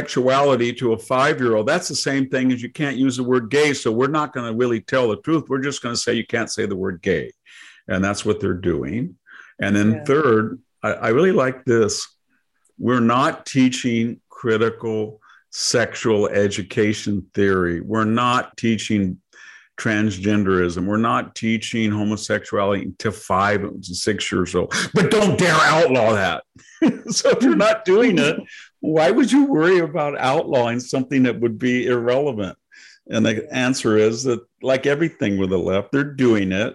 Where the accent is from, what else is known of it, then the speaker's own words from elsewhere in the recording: hometown near Fresno, California, United States; In my hometown here that I'm speaking from